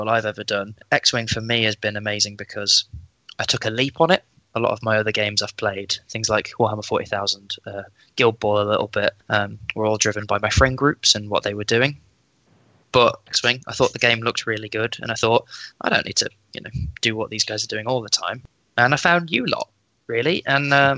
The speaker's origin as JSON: {"language": "English", "town": "Leicester", "region": "East Midlands", "country": "United Kingdom", "moved": "as an adult", "said": "I'm from Leicester originally."}